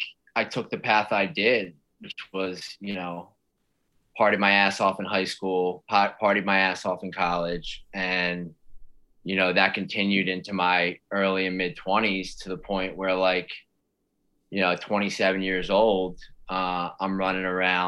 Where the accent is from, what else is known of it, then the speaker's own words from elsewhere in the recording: outside Philadelphia, New Jersey, United States; I grew up right outside of Philly in South Jersey.